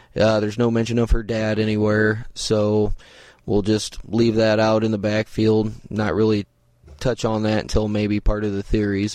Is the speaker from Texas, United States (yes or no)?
no; Indiana, United States; I'm from the Midwest, I'm from Indiana